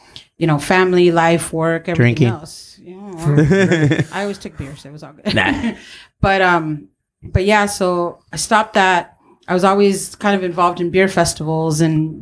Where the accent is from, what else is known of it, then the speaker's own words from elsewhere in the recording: San Diego, California, United States; Born and raised in Logan